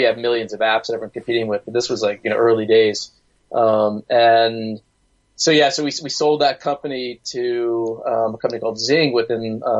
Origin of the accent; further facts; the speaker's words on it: Rockville, Maryland, United States; moved away as an adult; now in Berlin, Germany; I'm in Rockville, Maryland right now, grew up there, and I live in Berlin.